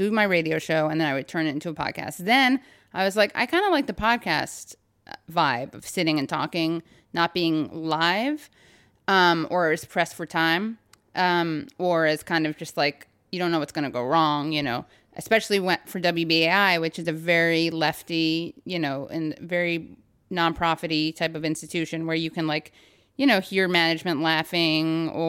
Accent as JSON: {"language": "English", "region": "New York", "country": "United States", "tie": "born or raised there", "said": "I grew up, speaking of lefty, I grew up on the Upper West Side, which is like a classic haven. It used to be."}